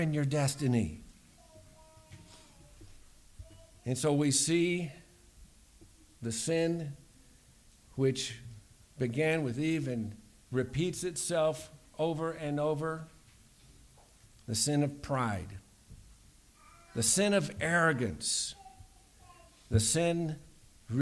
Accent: United States

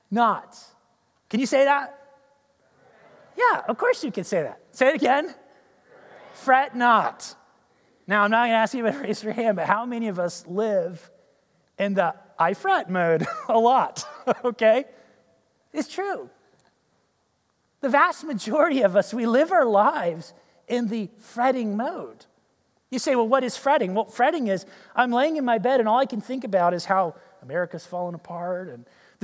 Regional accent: United States

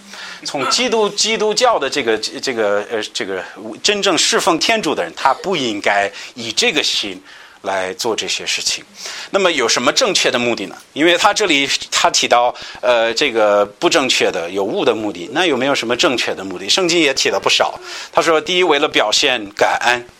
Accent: United States; 像我们美国人，大部分有钱人

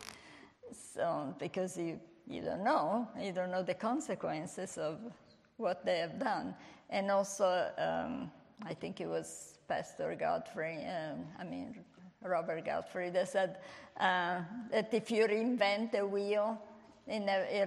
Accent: Italy; English is a second language; moved away; I was born in Italy

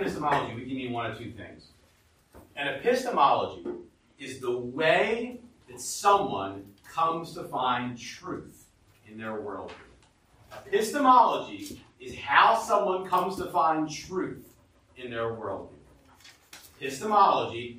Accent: United States; we as American humans

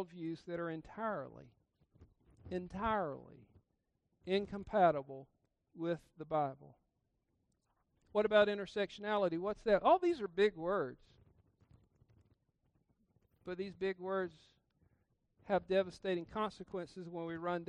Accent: South Georgia, United States; I grew up in South Georgia

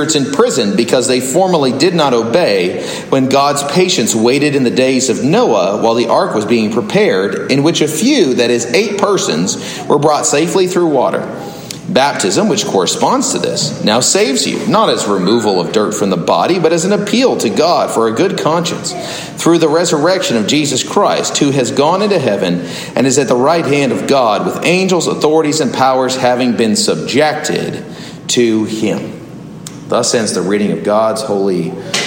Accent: Southern California, United States; moved away; also born or lived in Orlando; I grew up in Southern California

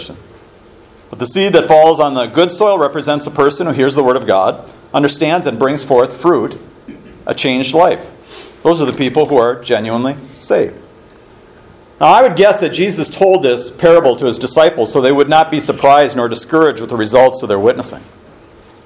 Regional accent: Minneapolis–Saint Paul, Minnesota, United States; my own house when I was growing up in the Twin Cities

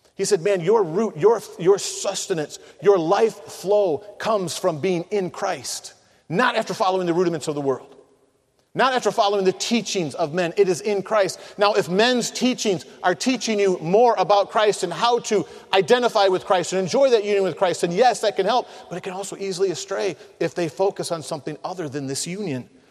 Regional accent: Michigan, United States; I'm from Michigan

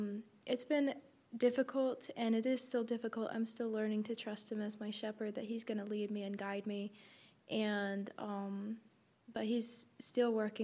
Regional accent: Asheville, North Carolina, United States; also born or lived in Nepal; I'm from Nepal/Asheville, North Carolina.

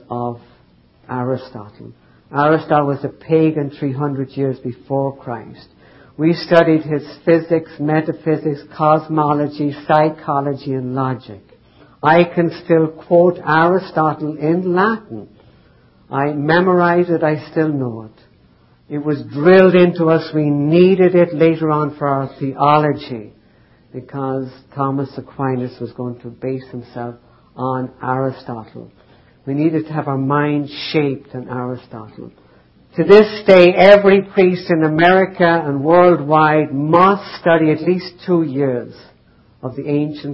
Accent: Ireland; I grew up in Ireland, highly devout Catholic family

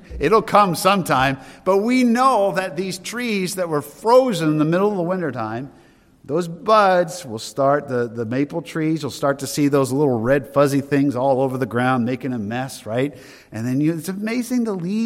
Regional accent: Derry, New Hampshire, United States; As a boy growing up in Derry, New Hampshire, we lived in an old farmhouse

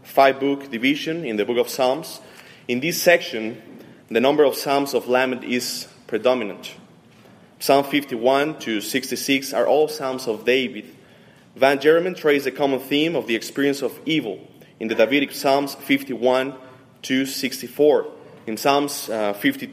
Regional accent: Mexico City, Mexico; moved away; I'm coming from Mexico City, and my wife is from Romania

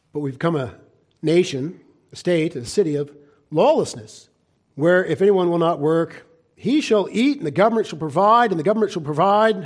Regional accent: United States; we American Christians

